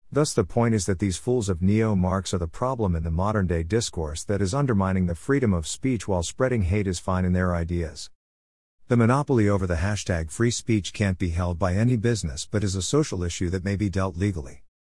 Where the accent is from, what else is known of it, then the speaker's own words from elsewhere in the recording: Kolkata, West Bengal, India; I was born in Calcutta